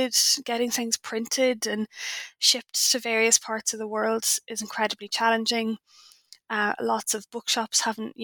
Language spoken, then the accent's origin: English; Ireland; I'm Irish